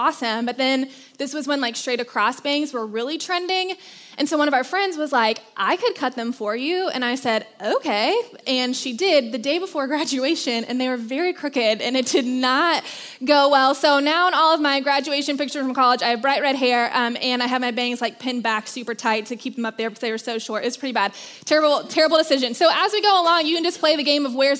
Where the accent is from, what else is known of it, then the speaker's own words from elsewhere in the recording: Charlotte, North Carolina, United States; moved away as an adult; also born or lived in Rock Hill, South Carolina; But I grew up in Charlotte, spent 18 years of my life there